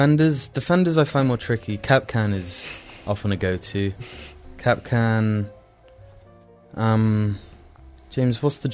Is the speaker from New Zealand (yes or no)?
yes; New Zealand; I'm a Kiwi.